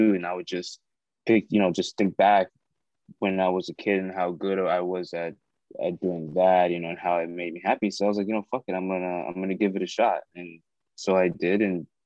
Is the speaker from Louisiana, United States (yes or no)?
no; South Florida, United States; I'm an actor from South Florida. I grew up here